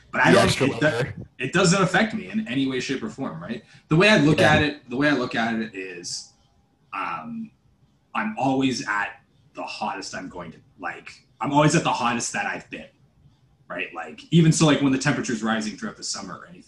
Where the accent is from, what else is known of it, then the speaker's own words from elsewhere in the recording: Canada; I'm Canadian. We grew up in it.